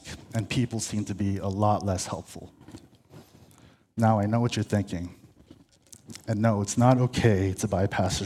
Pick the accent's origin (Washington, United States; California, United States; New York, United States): California, United States; La Cañada Flintridge; I'm from La Cañada.